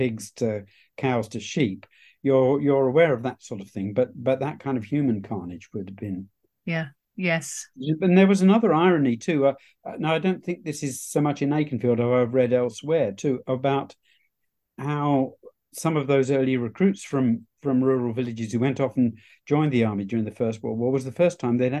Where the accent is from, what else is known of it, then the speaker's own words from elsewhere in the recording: Hounslow, London, United Kingdom; now in Suffolk, United Kingdom; Well, I have to confess that I'm not a Suffolk man. I'm a West London boy, actually.